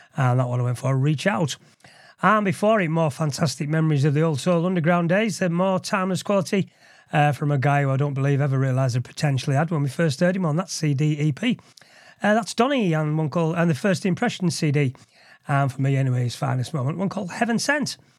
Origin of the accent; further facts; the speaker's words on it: Liverpool, North West England, United Kingdom; in his and my hometown of Liverpool